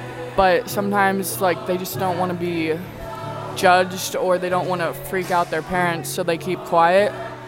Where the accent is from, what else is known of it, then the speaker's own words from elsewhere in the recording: Zanesville, Ohio, United States; Zanesville, Ohio.